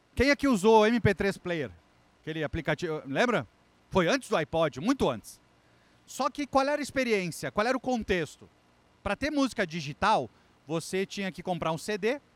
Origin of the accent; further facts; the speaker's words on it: Brazil; sou brasileiro